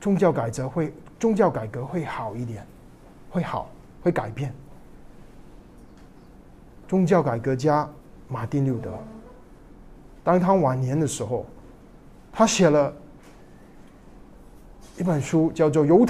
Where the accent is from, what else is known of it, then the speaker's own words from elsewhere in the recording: China; 我们中国人